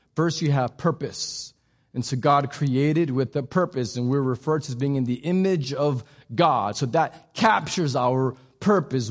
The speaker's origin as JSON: {"language": "English", "region": "Texas", "country": "United States", "said": "We're just Texan"}